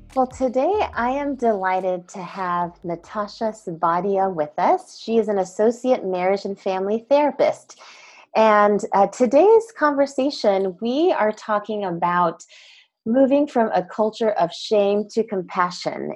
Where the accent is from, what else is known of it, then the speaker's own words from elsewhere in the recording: United States; we as Asian American Christians